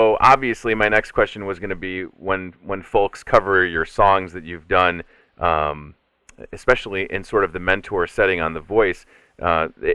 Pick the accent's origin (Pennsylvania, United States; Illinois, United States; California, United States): Illinois, United States; Chicago; my hometown of Chicago